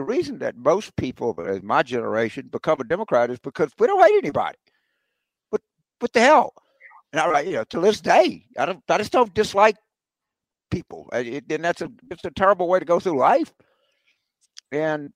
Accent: Carville, Louisiana, United States; also born or lived in Fort Benning, Georgia; I was born in Fort Benning because my daddy was in the Army at the time, but my granddad came, picked my mother and I up after I was like 4 days old and took me back to Louisiana

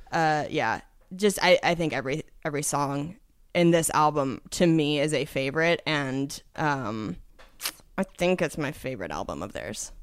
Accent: Washington, United States; moved away; I'm from Washington State originally

